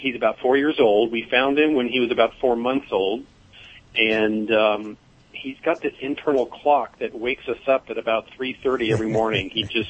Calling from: Burbank, California, United States; Burbank, California.

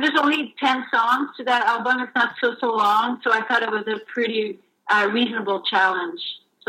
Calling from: Toronto, Ontario, Canada; I'm calling from where I work, and where it's downtown Toronto in Regent Park, where the Citadel is located.

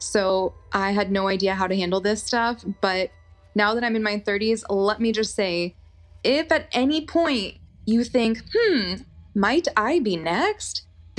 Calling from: Austin, Texas, United States; I am from Austin, Texas.

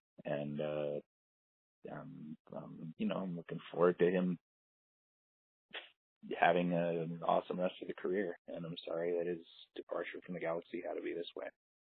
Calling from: Berlin, Germany; also born or lived in Los Angeles; I'm calling from Berlin, Germany.

